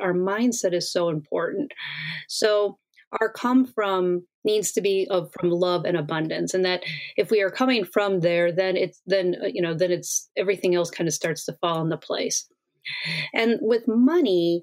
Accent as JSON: {"language": "English", "region": "Wisconsin", "country": "United States", "tie": "born or raised there", "said": "I grew up in Wisconsin in the middle of Midwest"}